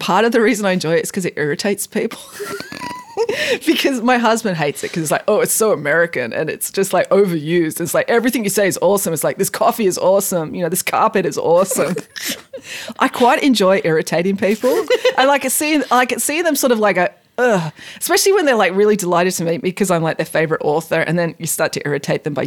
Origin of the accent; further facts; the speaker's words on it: England, United Kingdom; now in Bowral, Australia; I was born in England